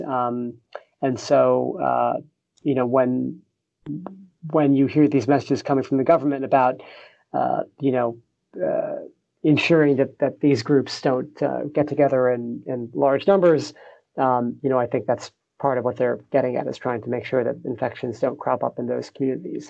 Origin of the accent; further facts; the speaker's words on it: United States; moved away as an adult; now in Singapore; I'm an American